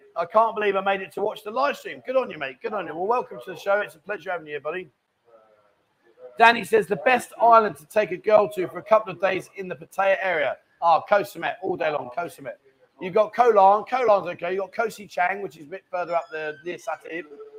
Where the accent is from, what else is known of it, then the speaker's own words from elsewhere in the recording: Canada; I'm Canadian Chinese living in Zhongtian.